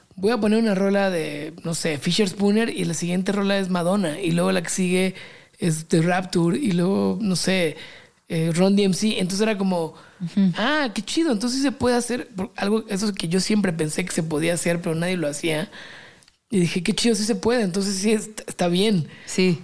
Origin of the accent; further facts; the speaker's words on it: Mexico; also born or lived in London; Como 60 mexicanos